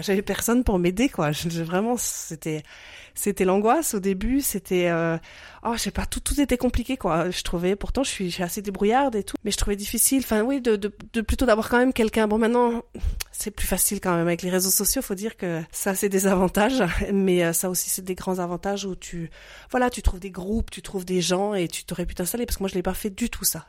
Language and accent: French; French-speaking Switzerland, Romandy, Switzerland; moved away as an adult; also born or lived in Geneva / Lausanne; now in Munich, Germany; je suis née en Suisse romande. d'un papa suisse et d'une maman finlandaise. J'ai étudié là-bas, j'ai fait ma vie là-bas jusqu'à mes 23 ans.